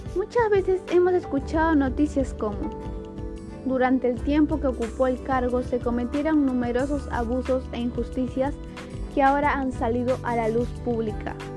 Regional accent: Peru; nos representa como país, como peruanos

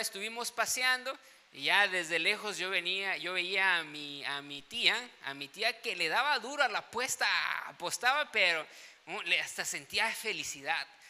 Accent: Tuxtla Gutiérrez, Chiapas, Mexico; moved away; yo vengo de Tuxtla Gutiérrez

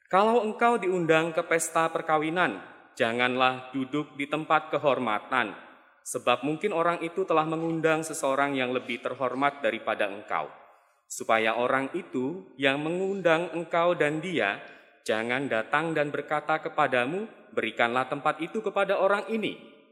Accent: Pangkal Pinang, Bangka Belitung Islands, Indonesia; Saya dari Pangkal Pinang, Pulau Bangka. Kami adalah keluarga perantauan.

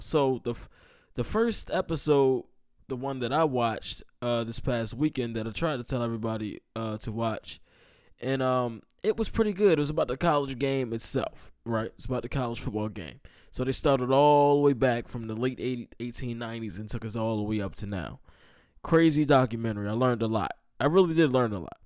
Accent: Maryland, United States; I'm from Maryland.

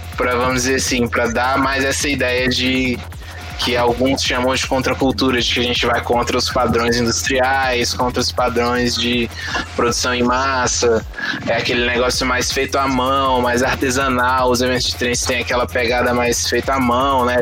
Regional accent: Cerrado, Brazil; a gente cresceu no Cerrado

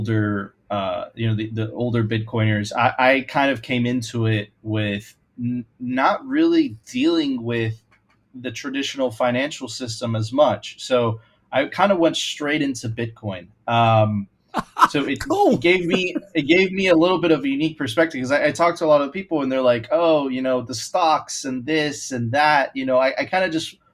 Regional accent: Venezuela; now in Miami, United States; I'm originally from Venezuela

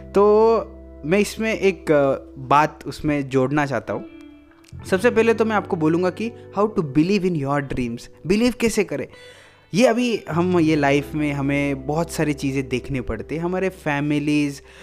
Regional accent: India; I am a Indian

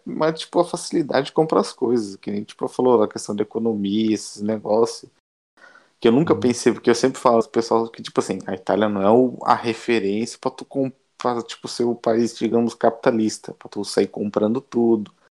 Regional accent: Brazil; moved away as an adult; now in Italy; eu sou brasileiro

